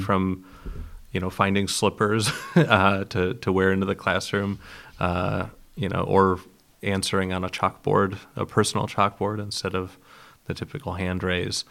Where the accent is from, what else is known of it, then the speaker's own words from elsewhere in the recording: Geneva, Ohio, United States; moved away; I was born in Geneva, Ohio, which is right near Lake Erie, one of the Great Lakes